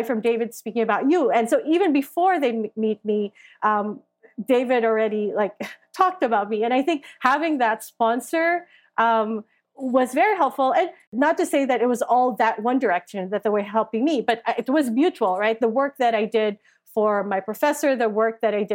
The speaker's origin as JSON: {"language": "English", "country": "Philippines", "tie": "born or raised there", "said": "I grew up in the Philippines."}